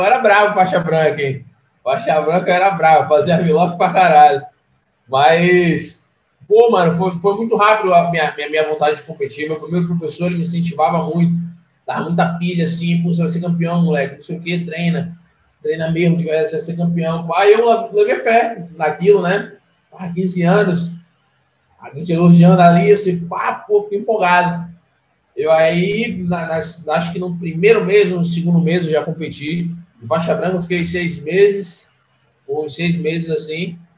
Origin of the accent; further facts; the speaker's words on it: Salvador, Bahia, Brazil; sou baiano, nasci, nasci e criado em, em Salvador